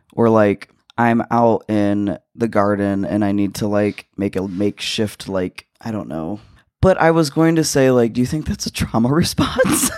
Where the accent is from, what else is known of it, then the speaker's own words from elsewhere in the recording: United States; As an American or as a citizen of this country